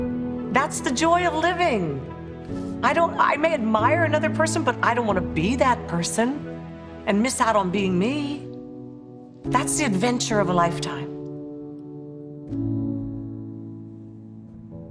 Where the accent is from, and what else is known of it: Maryland, United States; born or raised there; also born or lived in Paris, France